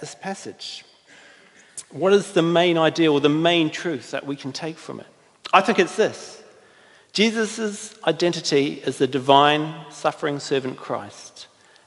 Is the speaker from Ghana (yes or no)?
no; New Zealand; I'm from New Zealand